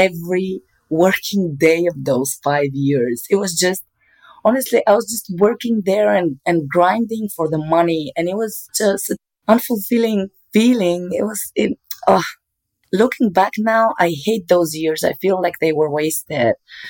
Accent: Bulgaria; moved away as an adult; also born or lived in Germany; in Bulgaria, which is my home country

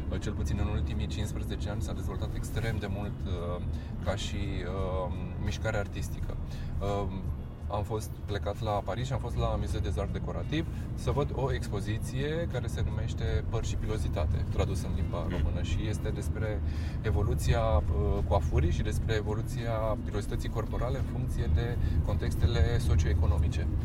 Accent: Hărman, Brașov County, Romania; now in Bucharest, Romania; Gândește că sunt un băiat din Herman Brașov care a venit cu un vis la București, știi ce zic?

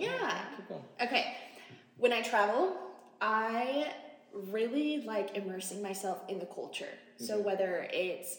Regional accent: California, United States; moved away; I was born in California

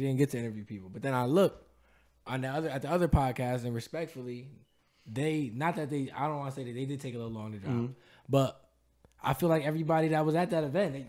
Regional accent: Bridgeport, Connecticut, United States; I'm from Bridgeport.

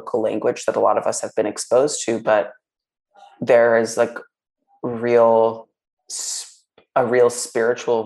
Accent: New York, United States; I grew up in New York

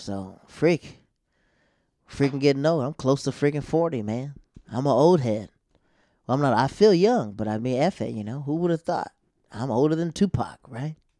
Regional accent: Tampa, Florida, United States; now in New York, United States; I go back home to Tampa

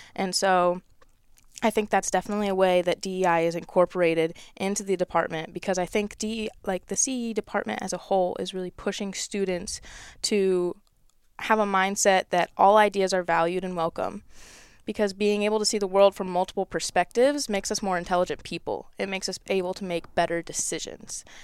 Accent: Michigan, United States; my home state

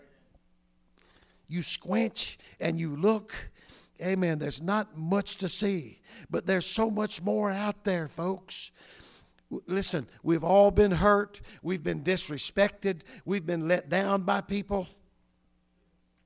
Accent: North Louisiana, United States; moved away; I came from the South many years ago

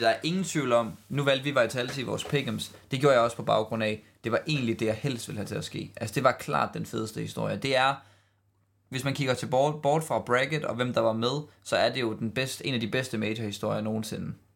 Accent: Denmark; sådan er vi bare som danskere

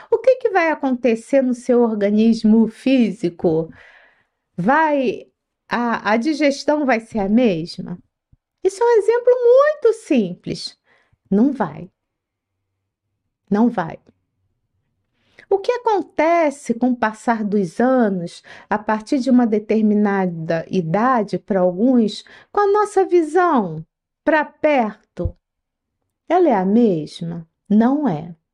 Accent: Rio de Janeiro, Brazil; now in São Paulo, Brazil; Aqui em São Paulo, o dia da feijoada é na quarta-feira. Eu vim do Rio de Janeiro, lá era na sexta-feira

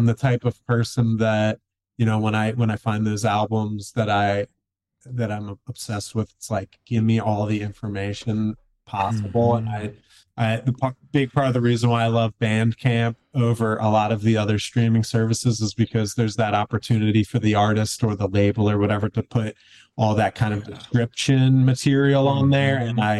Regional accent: Philadelphia, Pennsylvania, United States; moved away as an adult; now in Seattle, United States; And I grew up in the Philly area. And then in 2007, I kind of decided I wanted to get out of Philly and just kind of go on an adventure. And I ended up moving to Seattle, Washington

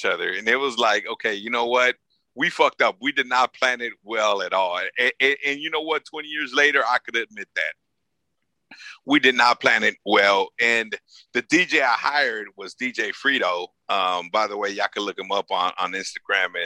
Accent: Los Angeles, California, United States; I'm a kid from South LA, right? South Central LA.

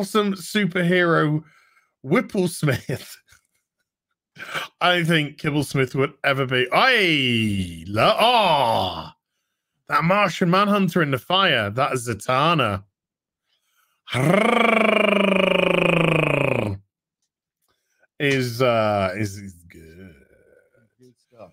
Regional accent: United Kingdom; I'm British, obviously. I'm Brit brat.

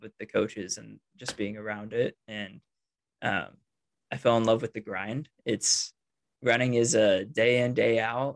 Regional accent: Lenexa, Kansas, United States; also born or lived in Norman, Oklahoma; now in Lawrence, United States; I grew up in Lenexa, kind of suburb Kansas City near Overland Park, where my high school was. I live in Lawrence right now, where KU is.

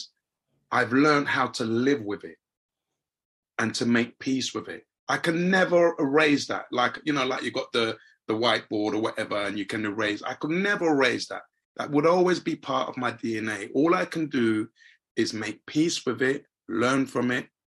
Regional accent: London, United Kingdom; also born or lived in Lagos, Nigeria; me being a young black boy or growing up in Hackney

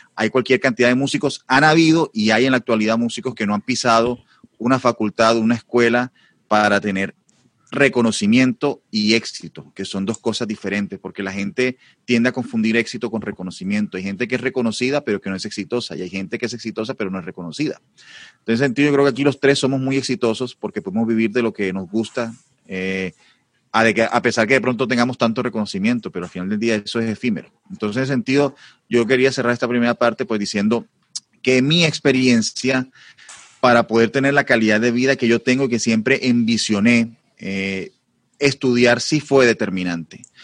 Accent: Barranquilla, Atlántico, Colombia; also born or lived in Madrid, Spain; soy barranquillero, una ciudad de las más importantes de Colombia

